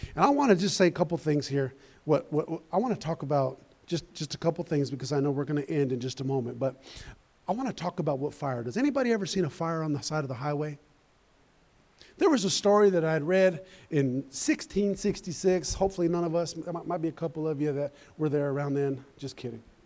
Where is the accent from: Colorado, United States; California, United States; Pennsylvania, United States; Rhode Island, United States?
Colorado, United States; I'm from Colorado